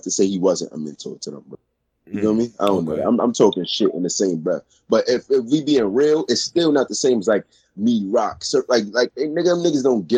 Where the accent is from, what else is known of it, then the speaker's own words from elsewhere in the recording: New York City, New York, United States; I done lived on Prospect. I done lived on Hunts Point